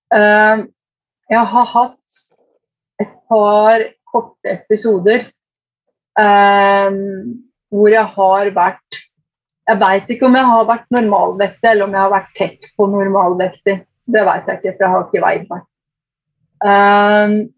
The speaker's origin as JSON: {"language": "Norwegian", "town": "Eidsvoll", "region": "Akershus", "country": "Norway", "tie": "born or raised there", "also_born_or_lived": "Kongsvinger, Norway / Lillehammer, Norway / Brescia, Italy", "moved": "as an adult", "lives_now": "Brescia province, Italy", "said": "jeg vokste opp på Eidsvoll Verk."}